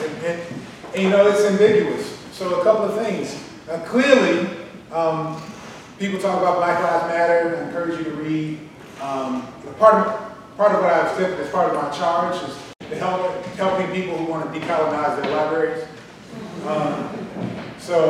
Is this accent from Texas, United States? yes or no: yes; Dallas, Texas, United States; my hometown of Dallas, Texas